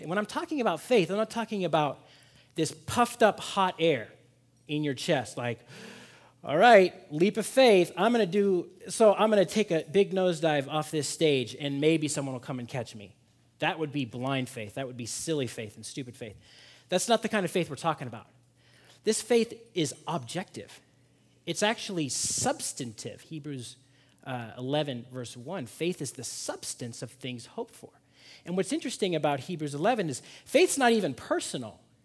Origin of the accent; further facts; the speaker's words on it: Seattle, Washington, United States; moved away; also born or lived in Boston; I'm from Seattle